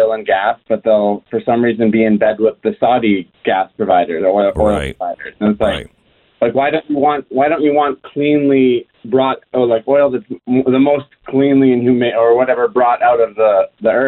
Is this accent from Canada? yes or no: yes; Alberta, Canada; moved away as an adult; now in United States; I'm from Alberta